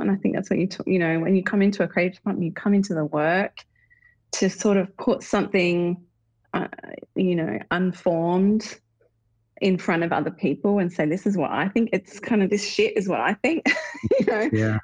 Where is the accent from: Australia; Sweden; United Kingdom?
Australia; now in United States; as an Australian